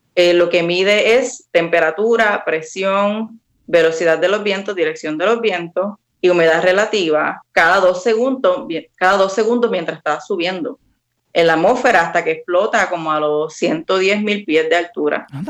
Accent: Ponce, Puerto Rico; moved away as an adult; also born or lived in Mayagüez, Puerto Rico / Washington DC, United States; now in Washington DC area, United States; yo soy nacida y criada en Ponce

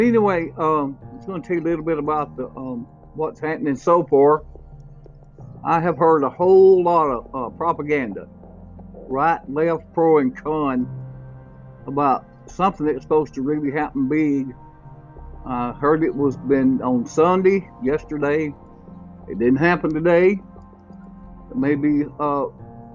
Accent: Hamilton, Alabama, United States; my hometown of Hamilton, Alabama

